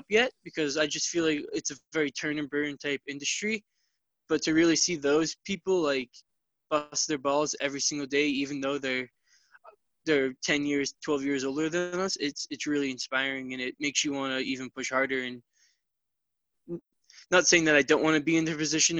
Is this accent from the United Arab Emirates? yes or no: no; Boston, Massachusetts, United States; also born or lived in upstate New York; I started my life out in South Boston